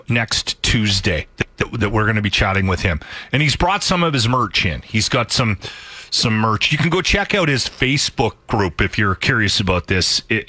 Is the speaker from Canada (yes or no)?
yes; Canada; If somebody asked me where I'm from, I would go Canada. Like, I'm a Canadian.